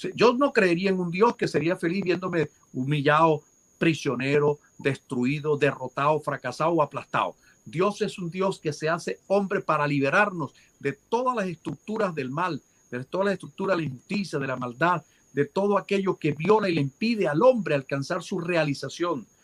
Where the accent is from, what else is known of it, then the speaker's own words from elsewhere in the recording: Venezuela; moved away as an adult; now in United States; nosotros venezolanos